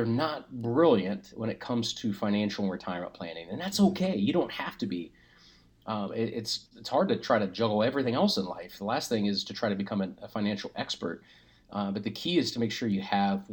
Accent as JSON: {"language": "English", "town": "Springfield", "region": "Ohio", "country": "United States", "tie": "born or raised there", "said": "I grew up in Springfield"}